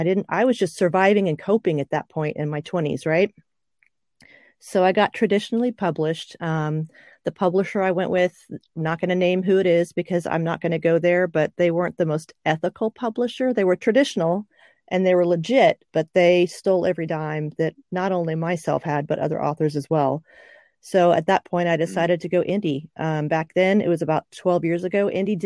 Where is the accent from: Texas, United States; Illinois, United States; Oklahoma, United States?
Oklahoma, United States; also born or lived in Okinawa; 1990, so I'm actually an Oklahoman. And I, since I lived in Okinawa for a while, I'm an Okie from an Okie.